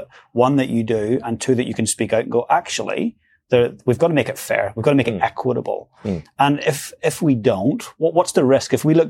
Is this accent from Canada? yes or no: no; Northern Ireland, United Kingdom; now in New Zealand; I came from Northern Ireland.